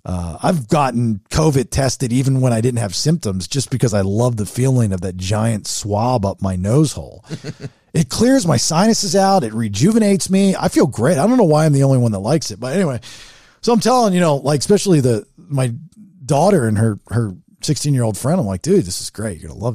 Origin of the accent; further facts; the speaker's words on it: California, United States; now in Egypt; I live in Egypt now, yeah. But I'm originally from Orange County.